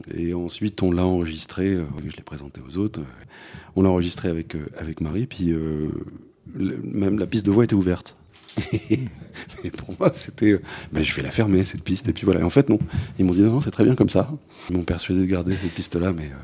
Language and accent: French; London, United Kingdom; moved away; j'ai grandi en Angleterre, donc le, est dans les années, pendant les années 80 et à Londres